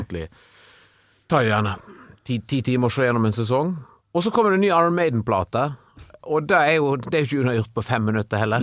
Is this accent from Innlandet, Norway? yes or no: no; Stord, Vestland, Norway; mine barndomskompiser på Stord, der jeg vokste opp